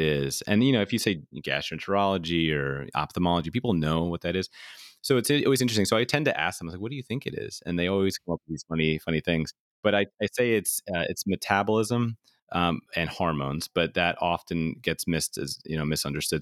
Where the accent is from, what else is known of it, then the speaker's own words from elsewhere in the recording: New York City, New York, United States; also born or lived in Philadelphia; and then I'm from New York City, so I went home